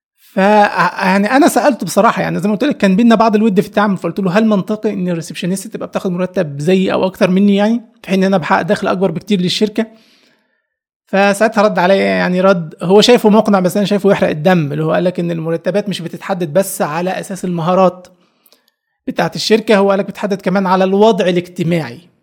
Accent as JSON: {"language": "Arabic", "region": "Upper Egypt", "country": "Egypt", "moved": "as an adult", "said": "أنا شاب صعيدي جاي من الصعيد"}